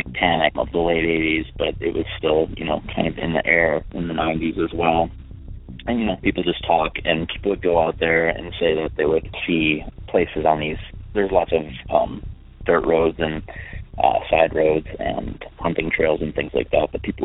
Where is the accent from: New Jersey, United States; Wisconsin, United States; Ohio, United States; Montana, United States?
Wisconsin, United States; Sheboygan Falls; now in Minnesota, United States; I grew up in Sheboygan County, Sheboygan Falls, Wisconsin